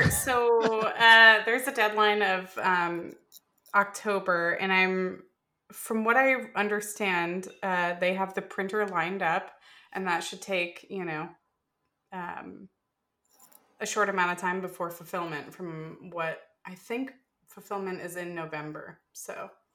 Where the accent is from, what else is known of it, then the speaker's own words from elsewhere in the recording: Florida, United States; I grew up in Florida